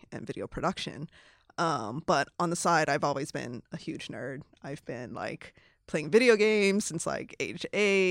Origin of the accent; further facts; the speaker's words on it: Hawaii, United States; moved away as an adult; also born or lived in Los Angeles / San Francisco; I was born and raised in Hawaii